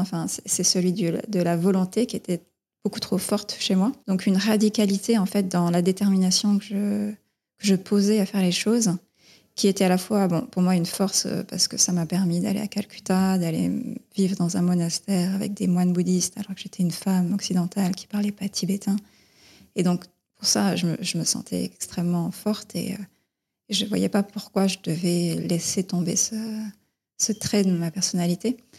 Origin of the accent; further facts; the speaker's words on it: Dordogne, Périgord vert, Nouvelle-Aquitaine, France; moved away as an adult; now in Vevey, Switzerland; Je suis née en France, en Dordogne, dans la forêt euh, du Périgord vert